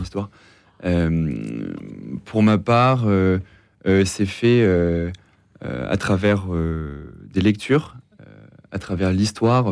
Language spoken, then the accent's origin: French; Normandy, France; moved away as an adult; contexte familial. Donc, je viens de Normandie